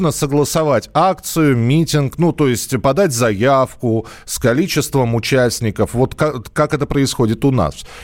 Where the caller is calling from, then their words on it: Russia; Э, мы э, живем, ну, так как мы вам звоним из России, мы не знаем сейчас белорусских законов